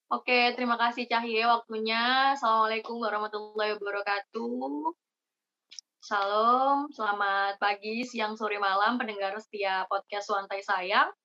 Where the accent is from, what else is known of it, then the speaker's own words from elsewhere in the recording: Jember, East Java, Indonesia; Aku asli Jember tapi kuliah di Probolinggo dan ikut Genbi Malang.